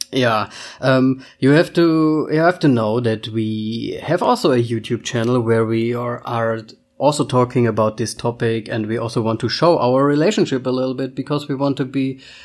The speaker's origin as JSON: {"language": "English", "country": "Germany", "tie": "born or raised there", "also_born_or_lived": "Vienna, Austria", "first_language": "German", "second_language": "English", "said": "I'm from Austria, or I was born in Austria, but I lived almost my whole life in Germany. So uh, Austria or not Austria, still German is my mother tongue."}